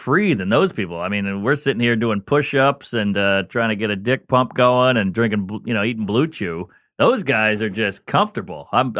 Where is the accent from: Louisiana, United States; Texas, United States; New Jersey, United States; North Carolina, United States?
Louisiana, United States; New Orleans; now in New York, United States; New Orleans. I'm born and raised in New Orleans, Louisiana, and then I've been in New York for like 15 years.